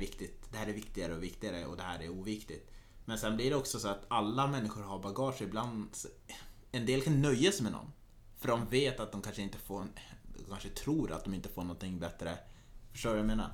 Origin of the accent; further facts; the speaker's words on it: Norrland, Sweden; jag är ganska mycket norrlänning.